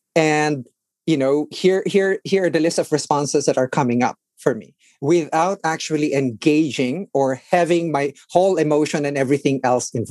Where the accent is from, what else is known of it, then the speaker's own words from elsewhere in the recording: Philippines; now in Washington, D.C., United States; I grew up in the Philippines